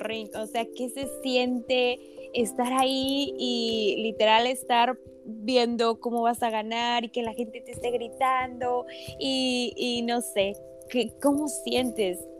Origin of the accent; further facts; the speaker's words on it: Ixmiquilpan, Hidalgo, Mexico; yo también soy de Ixmiquilpan